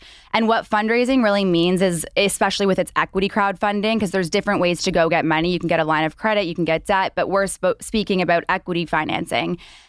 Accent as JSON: {"language": "English", "country": "Canada", "moved": "as an adult", "lives_now": "Los Angeles, United States", "said": "I think it was 4 years ago, I moved to LA with my old startup. I'm obviously from Canada"}